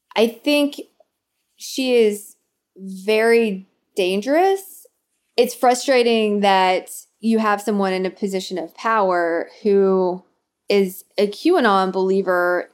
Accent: Nashville, Tennessee, United States; accent: Southern; moved away; also born or lived in Arkansas; I grew up in Nashville, so I was born in Arkansas, grew up in in Nashville, Tennessee, and I don't think that I have a really uh, overwhelming Southern accent in current usage

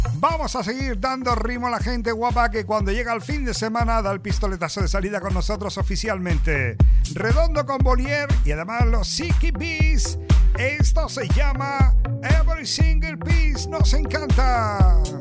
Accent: Canary Islands, Spain; Yo como soy canario

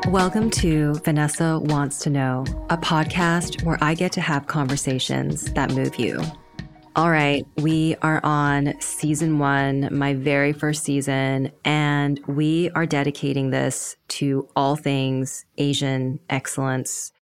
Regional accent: Canada; I grew up in Canada, in a predominantly Western white neighborhood

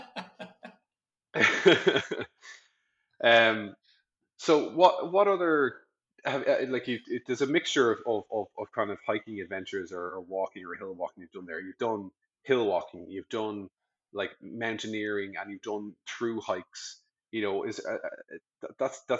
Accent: Dublin, Leinster, Ireland; I grew up in Dublin

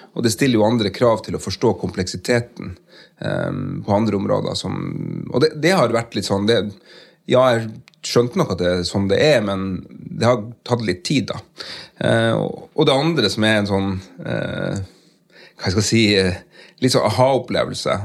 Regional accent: Porsanger, Finnmark, Norway; accent: Finnmark dialect; moved away as an adult; also born or lived in Karasjok; now in Tromsø, Norway; jeg vokste opp i, i Karasjok og i uh, Porsanger

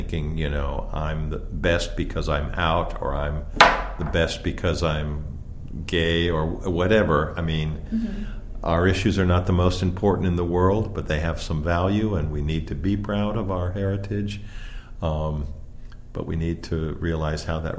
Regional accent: Pennsylvania, United States; I grew up in Pennsylvania and in sort of a small town

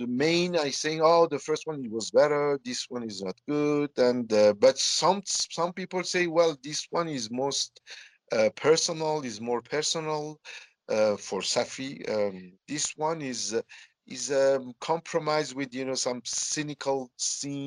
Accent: Iran; born or raised there; also born or lived in south of France; now in Tehran, Iran

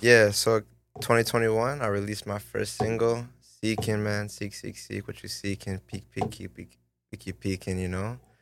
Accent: Vaughan, Ontario, Canada; also born or lived in Toronto; that's the kind of Vaughn, Thornhill area. And then, so I lived there to, like, fourteen

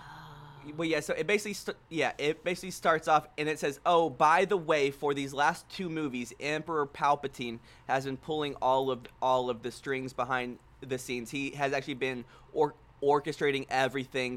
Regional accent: Houston, Texas, United States; now in Dallas, United States; We are back home in Houston, Texas, with my brother

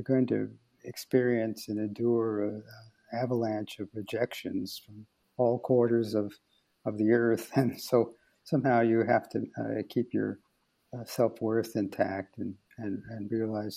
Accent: United States; moved away as an adult; now in Belgium; I'm an American playwright

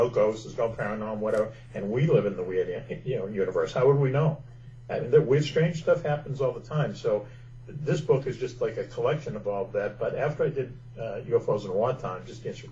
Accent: Boston, Massachusetts, United States; I grew up in Boston

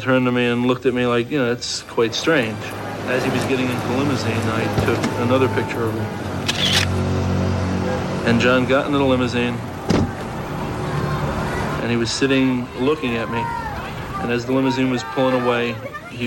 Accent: New Jersey, United States; I'm from New Jersey

